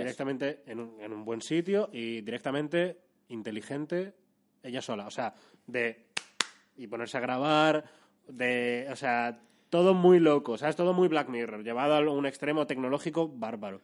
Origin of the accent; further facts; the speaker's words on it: Madrid, Community of Madrid, Spain; Yo soy de Madrid capital, eh, sí, sí. O sea, encima nací